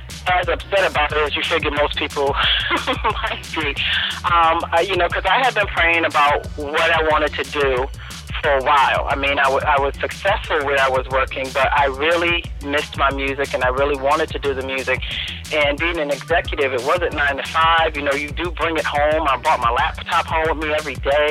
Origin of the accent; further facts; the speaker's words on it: Hartford, Connecticut, United States; I am from Hartford, Connecticut